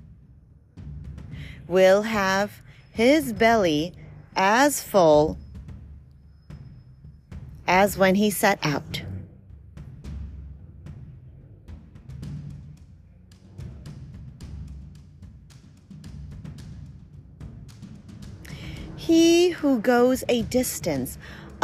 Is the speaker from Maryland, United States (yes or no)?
yes; Maryland, United States; We're from Maryland